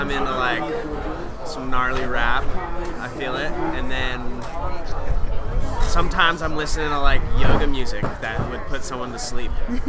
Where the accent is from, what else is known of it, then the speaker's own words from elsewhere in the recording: Carlsbad, California, United States; I'm from Carlsbad, California